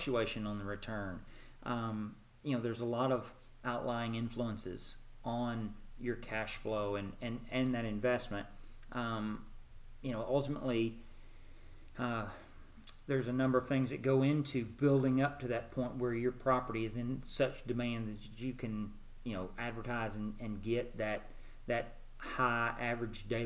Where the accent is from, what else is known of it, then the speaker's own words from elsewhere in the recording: Nashville, Arkansas, United States; moved away as an adult; also born or lived in Houston, Texas / Little Rock, Arkansas; now in Nashville, United States; Nashville, Arkansas. Small town, farm community in the southern part of the state. Grew up there.